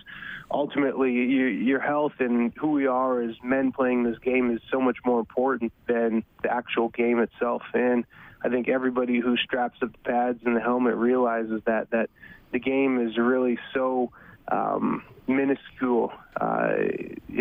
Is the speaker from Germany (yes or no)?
no; Winnipeg, Manitoba, Canada; Me being a kid from Winnipeg, you know, I grew up on the Bombers side of the Labor Day Classic